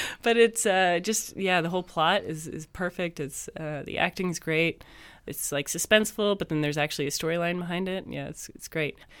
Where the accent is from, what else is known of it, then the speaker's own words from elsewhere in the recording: Canada; moved away; I'm Canadian.